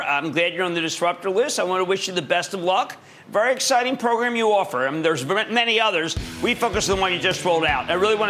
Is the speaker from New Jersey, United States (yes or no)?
yes; New Jersey, United States; I need to go right now to Craig in my home state of New Jersey.